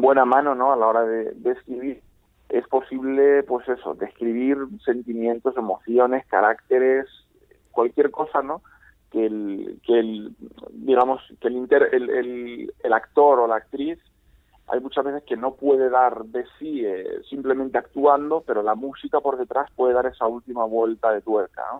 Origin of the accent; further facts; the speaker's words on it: Novelda, Valencian Community, Spain; en mi ciudad natal